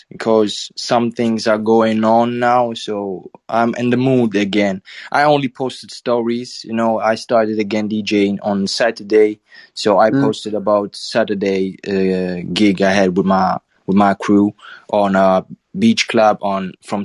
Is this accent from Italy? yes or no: yes; Southern Italy, Italy; English is a second language; I'm from South Italy